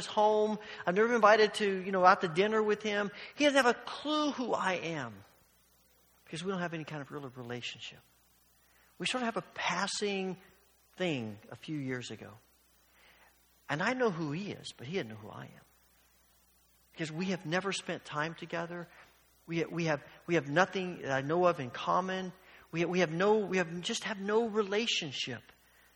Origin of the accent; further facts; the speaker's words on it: Evansville, Indiana, United States; when I was young and I was growing up in Evansville, Indiana